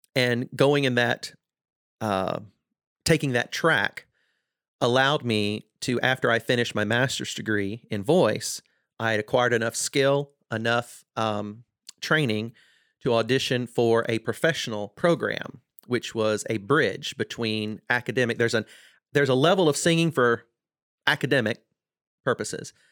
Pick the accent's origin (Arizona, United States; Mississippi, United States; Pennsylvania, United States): Mississippi, United States; South; I grew up in South Mississippi